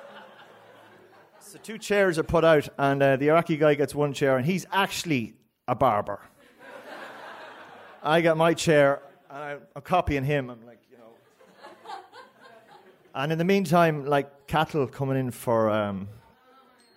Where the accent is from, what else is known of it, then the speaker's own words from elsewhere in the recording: County Cavan, Ireland; I'm from Kinalekleck